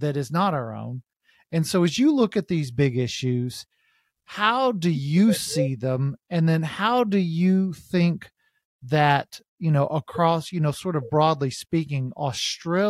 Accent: United States; as Americans

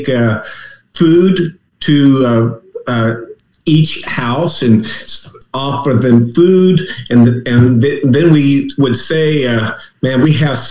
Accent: Washington, United States; moved away as an adult; also born or lived in Oregon / Boise, Idaho / Utah; I grew up in Washington State

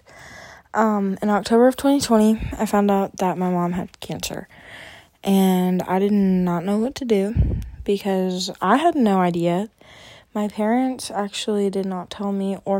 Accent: Arkansas, United States; I am from Arkansas, and my family is originally from Michigan, and my mom's side of the family is originally from Minnesota

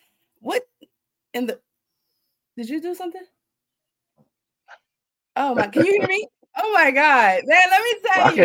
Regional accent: Youngstown, Ohio, United States; I'm from Youngstown, and so my town is relatively small.

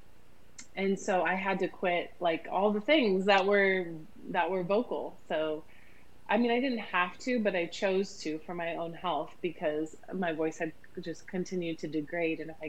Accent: Ohio, United States; I grew up in a really small town in Ohio, about 1,000 people in my town

